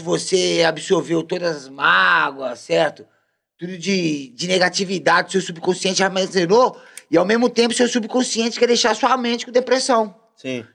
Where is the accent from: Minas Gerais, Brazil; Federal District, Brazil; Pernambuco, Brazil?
Minas Gerais, Brazil; Belo Horizonte; moved away; a minha quebrada, da onde eu vim, da onde eu sou, Praça 15 de Junho, meu escritório, porque meu escritório é na praça, ah. certo? Vila Senhor do Espaço, Complexo da Pedreira Prado Lopes, BH